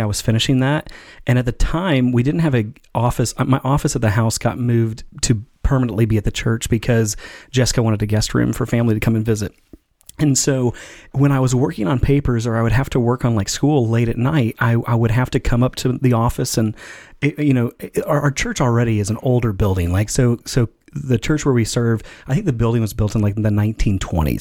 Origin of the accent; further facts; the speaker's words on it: Elkhart, Indiana, United States; I grew up in Elkhart, Indiana, and they had the four H fair